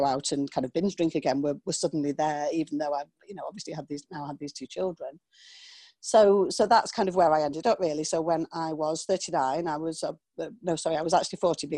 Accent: small town on the Scottish borders, North East England, United Kingdom; I'm from England, from the north of England to be exact. And I grew up in a small town just kind of on the Scottish borders

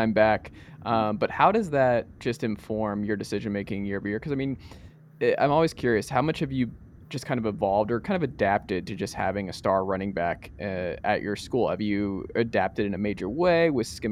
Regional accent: Gwinnett County, Georgia, United States; moved away; my area back in Gwinnett. I went to Parkview

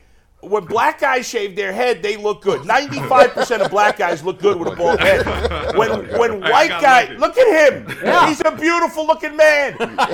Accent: New York, United States; moved away; I grew up in New York

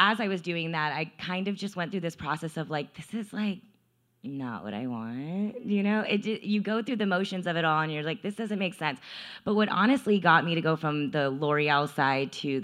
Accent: Texas, United States; I'm from Texas, and my family is super, super traditional

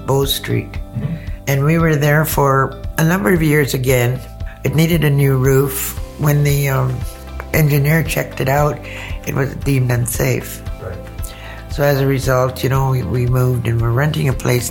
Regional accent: Wasauksing First Nation, Ontario, Canada; I'm from Wasauksing First Nation

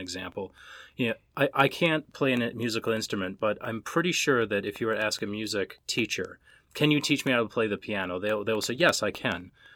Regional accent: Minnesota, United States; I'm an Irish Catholic kid from Minnesota

